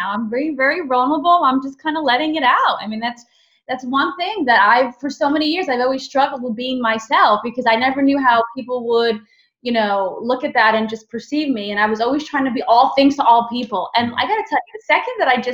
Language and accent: English; New York City, New York, United States; I'm just a girl from the Bronx